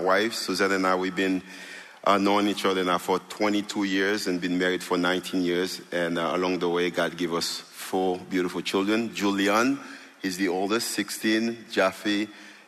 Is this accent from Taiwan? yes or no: no; Haiti; moved away; I'm from Haiti. And when I was 12 years old, my dad walked away.